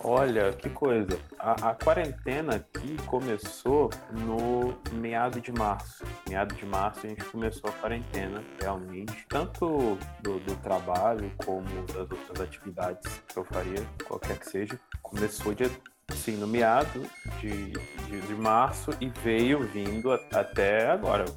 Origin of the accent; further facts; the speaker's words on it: Brazil; eu sou brasileiro, amo assim, o meu país